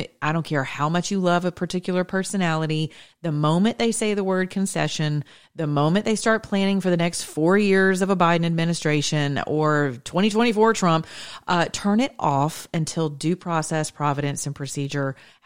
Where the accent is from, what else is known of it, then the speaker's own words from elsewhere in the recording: the South, United States; I'm Southern and I'm American